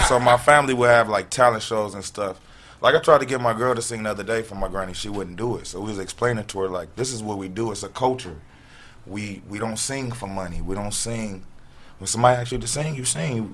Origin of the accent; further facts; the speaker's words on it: Gardena, California, United States; also born or lived in Watts, Los Angeles; I'm from Los Angeles.